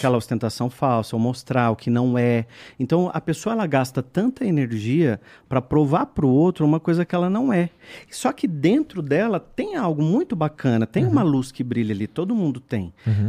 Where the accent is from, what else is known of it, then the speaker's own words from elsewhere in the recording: São Roque, São Paulo, Brazil; moved away as an adult; now in São Paulo, Brazil; eu sou do interior de São Paulo, nasci em São Roque, e aí vim morar em São Paulo.